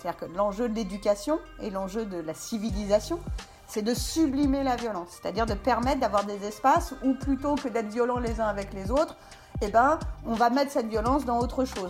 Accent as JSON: {"language": "French", "area": "Essonne", "region": "Île-de-France", "country": "France", "also_born_or_lived": "New York, United States / Paris", "moved": "yes", "said": "moi, je viens de banlieue, donc du 91"}